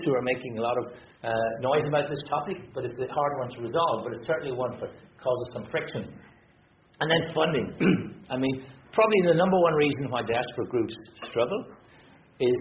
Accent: Ireland

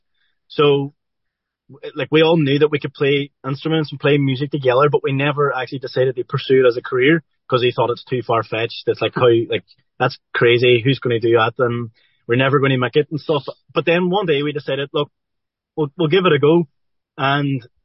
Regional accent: Derry, Northern Ireland, United Kingdom; growing up in Derry here

